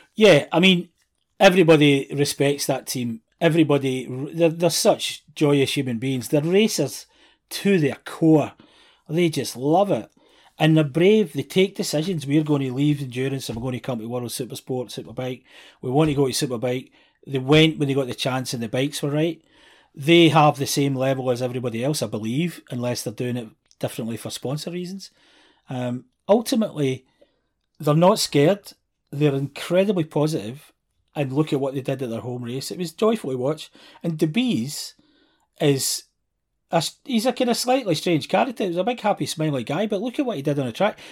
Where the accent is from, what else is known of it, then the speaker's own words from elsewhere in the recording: Scotland, United Kingdom; being Scottish